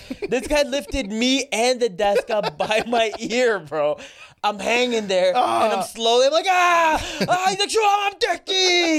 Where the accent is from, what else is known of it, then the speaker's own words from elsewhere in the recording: Saudi Arabia; born there; So I was born in Saudi Arabia. But my parents are Egyptian.